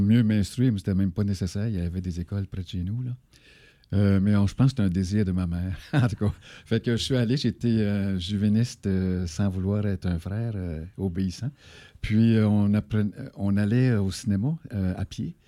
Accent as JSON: {"language": "French", "area": "Abitibi", "region": "Quebec", "country": "Canada", "said": "Je viens de la BTB"}